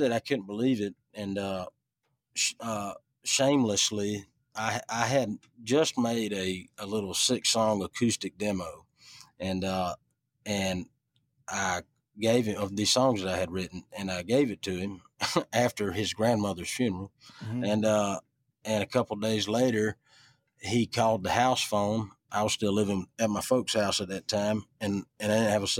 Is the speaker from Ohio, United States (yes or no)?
no; Richland, Georgia, United States; also born or lived in Americus, Georgia / Ellaville, Georgia; I always say I was born in Americus. I was, I grew up in Ellaville, and I was raised in Richland, Georgia